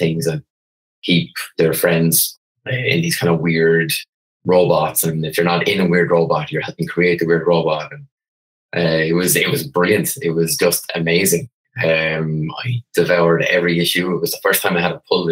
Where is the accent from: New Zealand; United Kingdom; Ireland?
Ireland; Wexford, Leinster; I come from Wexford, the southeast as you can go in Ireland.